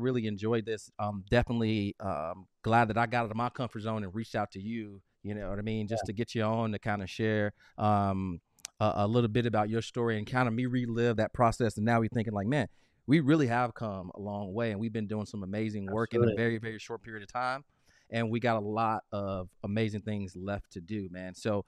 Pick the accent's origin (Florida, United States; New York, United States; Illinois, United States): Illinois, United States; Chicago; So I'm from South Side of Chicago. When I was a kid with a single mom with not a lot of money, I was bound by my location.